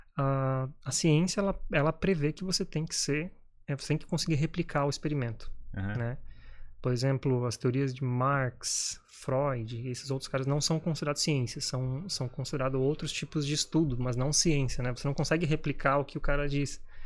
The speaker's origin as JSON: {"language": "Portuguese", "country": "Brazil", "moved": "as an adult", "said": "eu sou brasileiro"}